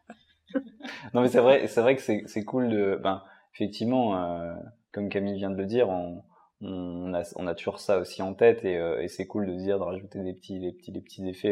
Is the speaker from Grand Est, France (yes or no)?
no; Lyon, Auvergne-Rhône-Alpes, France; on est quand même à Lyon. Enfin, on est de Lyon, la ville un peu de guignol